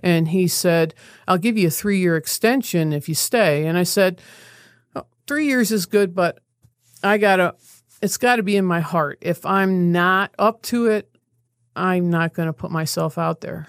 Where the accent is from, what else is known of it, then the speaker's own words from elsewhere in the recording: Ithaca, New York, United States; I grew up in Ithaca